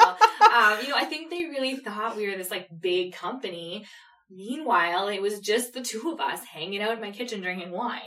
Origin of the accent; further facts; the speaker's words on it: Canada; We're from Canada